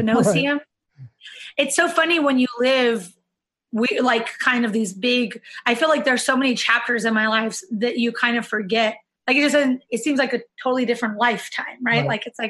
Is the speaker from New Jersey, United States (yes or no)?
no; Yuma, Arizona, United States; also born or lived in San Diego; So I'm from a small town in Arizona, Yuma, Arizona. It's like right on the border of Mexico and California. My stepdad was in the military, and we ended up moving to San Diego when I was fifth grade.